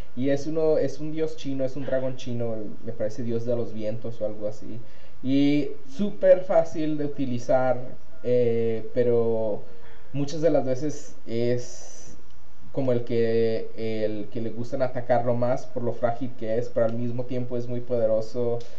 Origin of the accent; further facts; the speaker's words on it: Mexico; now in United States; gamer mexicano